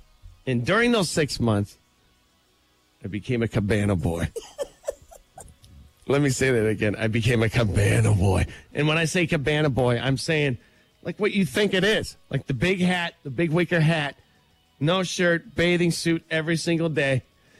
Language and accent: English; Michigan, United States; I'm from Michigan.